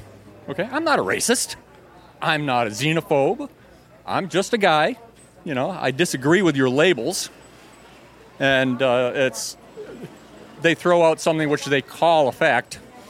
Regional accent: Madison, Wisconsin, United States; I'm from Madison, Wisconsin.

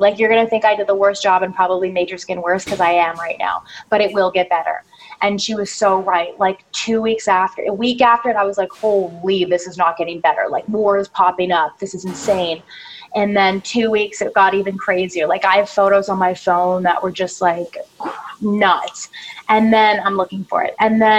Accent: Canada; now in Los Angeles, United States; And when I came into LA from Canada, I don't know what it was, probably like stress, nerves, different air quality, all of that.

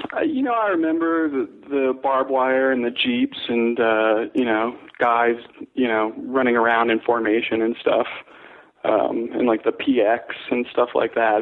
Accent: Connecticut, United States; moved away as an adult; also born or lived in Staten Island, New York / North Carolina / Ohio / San Francisco; now in Seattle, United States; then Connecticut mostly up through high school

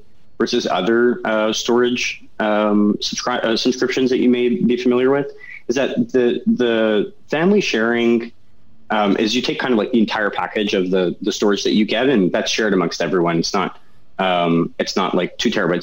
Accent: Canada; now in California, United States; I'm definitely Canadian

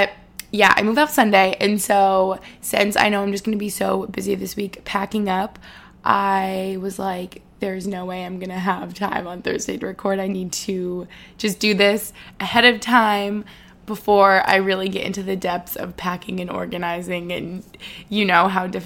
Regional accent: Albany, New York, United States; moved away as an adult; now in Boston, United States; I moved here when I was 18 for college

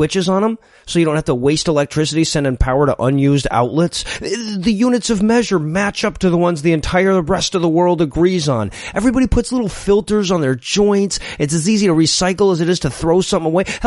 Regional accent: United States; I was one of the 64% of Americans that had never left my home country.

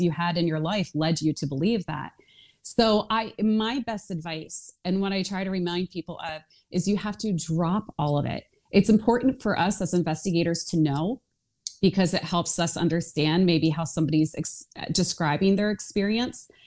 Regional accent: outside of Philadelphia, Pennsylvania, United States; I grew up outside of Philadelphia

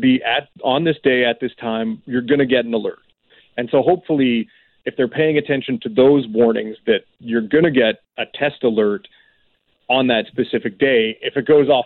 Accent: Canada; as a Canadian

